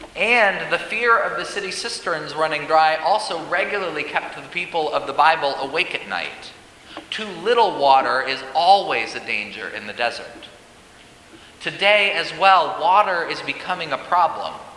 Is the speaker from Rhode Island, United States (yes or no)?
no; Colorado, United States; now in St. Louis, United States; As a Coloradan